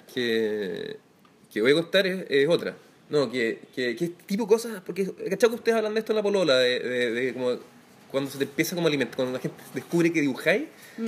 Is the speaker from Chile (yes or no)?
yes; Concepción, Biobío, Chile; nací en una clínica francesa de Concepción